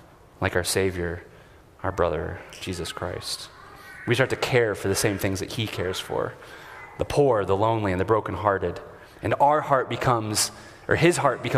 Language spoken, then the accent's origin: English; United States; As comfortable American Anglicans